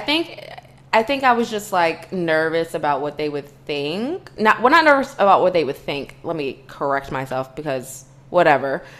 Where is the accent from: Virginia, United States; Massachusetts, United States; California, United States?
Virginia, United States; we're both from Virginia